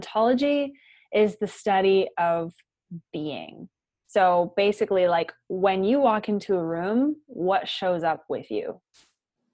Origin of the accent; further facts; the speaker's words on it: White Rock, British Columbia, Canada; moved away as an adult; also born or lived in Victoria, Canada; now in Dallas, United States; I'm from White Rock, which is like an hour south of Vancouver, Canada, little beach town